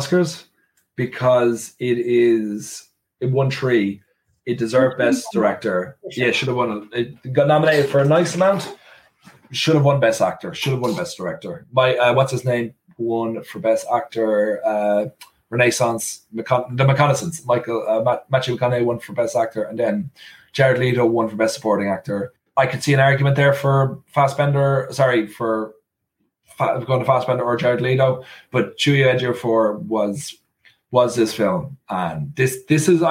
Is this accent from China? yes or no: no; Ireland; I am from Ireland. I grew up in Ireland.